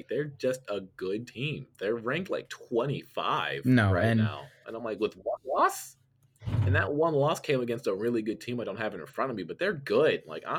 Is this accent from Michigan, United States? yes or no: yes; Michigan, United States; I'm from the Midwest. I'm from Michigan.